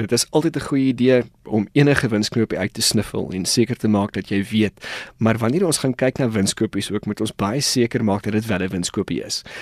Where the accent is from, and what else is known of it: South Africa